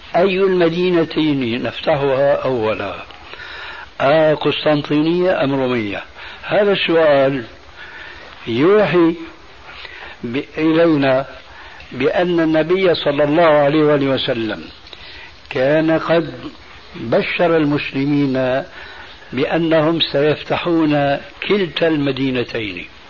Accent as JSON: {"language": "Arabic", "town": "Damascus", "region": "Damascus Governorate", "country": "Syria", "said": "عندنا في دمشق"}